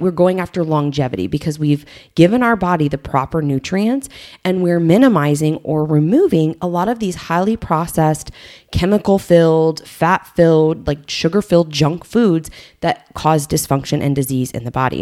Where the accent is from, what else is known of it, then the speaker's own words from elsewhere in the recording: Southern Illinois, United States; I grew up in Southern Illinois